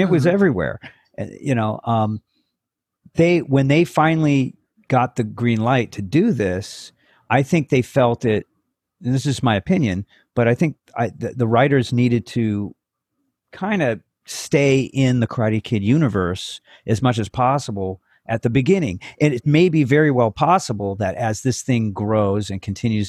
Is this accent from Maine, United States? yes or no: no; Woodland Hills, California, United States; I grew up in Woodland Hills, which is, you know, on the, according to the movie, on the other side of the tracks of Reseda.